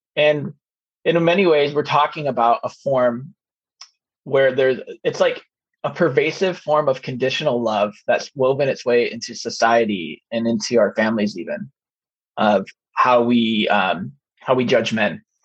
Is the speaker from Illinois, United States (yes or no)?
yes; Chicago, Illinois, United States; I grew up in Chicagoland during the Jordan era